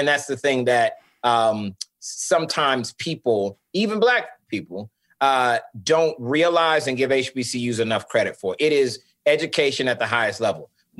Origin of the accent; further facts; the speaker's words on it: St. Petersburg, Florida, United States; because I grew up in St. Pete, Florida, and my high school was only 10% Black.